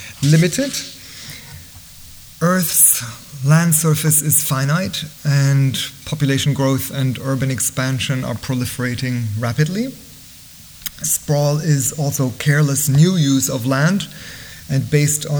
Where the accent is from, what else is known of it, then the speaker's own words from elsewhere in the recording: Bavaria, Germany; moved away; growing up in Germany